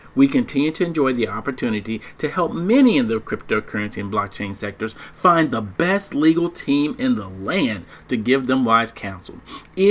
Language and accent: English; Dallas, Texas, United States; now in Washington, D.C. area, United States; I'm originally from Dallas, even though I live in Redskins land